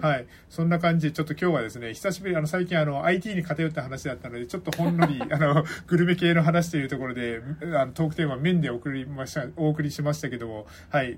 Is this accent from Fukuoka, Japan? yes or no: yes; Kitakyushu, Fukuoka, Japan; moved away; 僕はですね、まあ、福岡出身というところはあって、はい、まあ、福岡に二十何年いたわけですけども